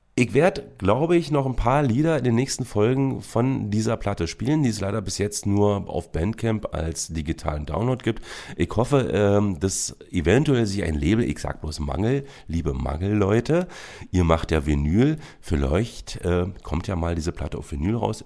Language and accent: German; Berlin, Germany; Zum Beispiel bin ich auch in der Charité geboren. Zur Schule bin ich aber in Köpenick gegangen.